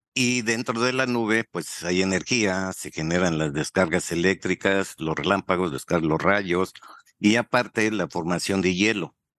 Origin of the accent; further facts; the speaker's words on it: Torreón, Coahuila, Mexico; moved away as an adult; also born or lived in Mexico City / Chihuahua / Cozumel; regresé a, mi tierra, aquí a Torreón